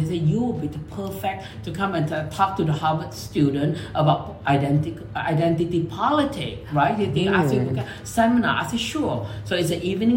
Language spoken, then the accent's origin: English; Malaysia; now in United States; I'm a brown skinned Asian from Chinese born and raised in Malaysia.